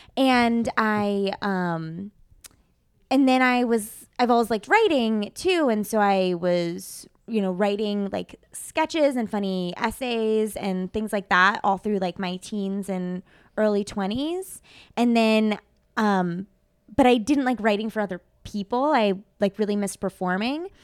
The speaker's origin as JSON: {"language": "English", "region": "Midwest", "country": "United States", "tie": "born or raised there", "moved": "yes", "said": "that's where I grew up"}